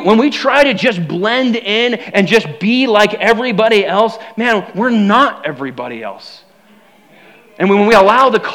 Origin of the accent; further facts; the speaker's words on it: United States; I'm proud to be an American